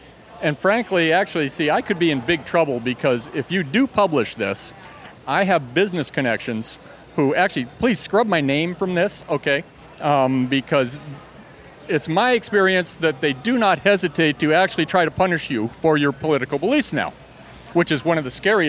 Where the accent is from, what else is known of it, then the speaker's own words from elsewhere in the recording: Madison, Wisconsin, United States; I'm from Madison, Wisconsin.